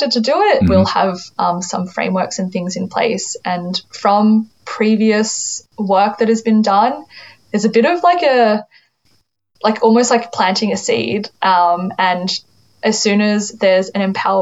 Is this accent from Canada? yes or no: no; Sutherland Shire, New South Wales, Australia; also born or lived in China; I grew up in the Sutherland Shire